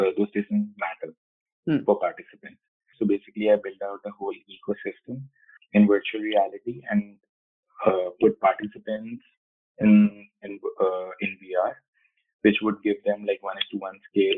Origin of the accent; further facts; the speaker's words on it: India; moved away as an adult; also born or lived in Italy / Delhi region; now in United States; I was born and brought up in India, and I moved to like different countries. Like I stayed in Italy and I stayed in US, United States.